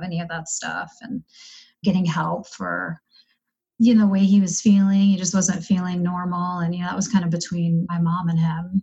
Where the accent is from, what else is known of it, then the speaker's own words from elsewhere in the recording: East Coast, United States; moved away as an adult; now in Denver, United States; I was born and raised on the East Coast